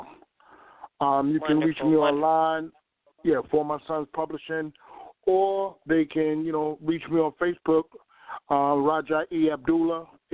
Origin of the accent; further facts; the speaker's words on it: New York, United States; now in Virginia, United States; I was born in New York. I was born in New York